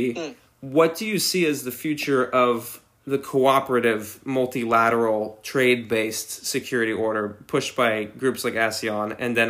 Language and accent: English; United States; being American myself